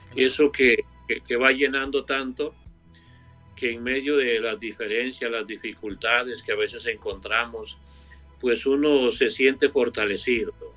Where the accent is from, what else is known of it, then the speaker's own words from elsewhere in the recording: Costa Rica; yo soy nativo de Costa Rica